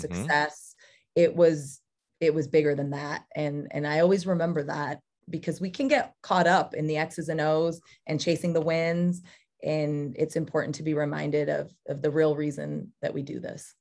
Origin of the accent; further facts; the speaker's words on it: Ceres, California, United States; moved away; I grew up in the Central Valley of California, went to Ceres